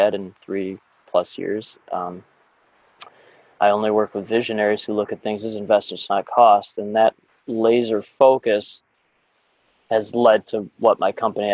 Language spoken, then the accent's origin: English; Chicago, Illinois, United States; I grew up in the North Shore of Chicago